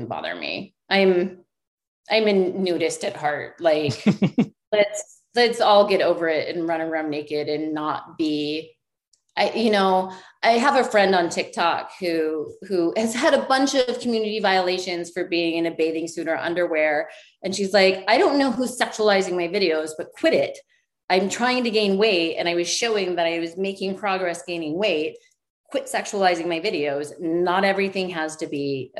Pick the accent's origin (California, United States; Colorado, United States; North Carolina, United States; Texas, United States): Colorado, United States; I was born in Colorado. So like I'm a mountain girl